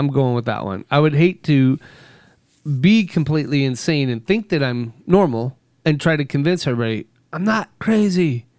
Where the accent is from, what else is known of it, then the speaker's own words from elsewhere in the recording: California, United States; born there; So I was born in Southern California.